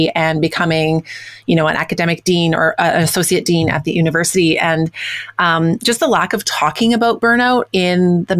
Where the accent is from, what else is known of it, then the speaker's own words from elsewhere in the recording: Winnipeg, Manitoba, Canada; my hometown of Winnipeg, where I live